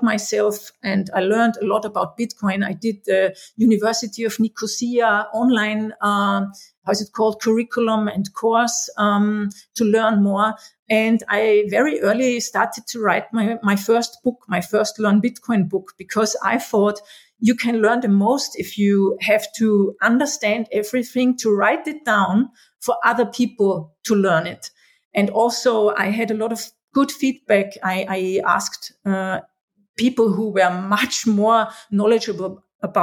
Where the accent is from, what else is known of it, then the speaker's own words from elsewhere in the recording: Austria; I was born in Austria 53 years ago already